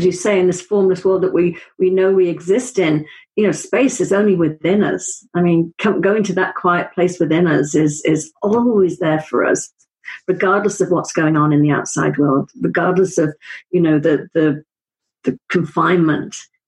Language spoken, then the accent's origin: English; Wales, United Kingdom; I'm from Wales.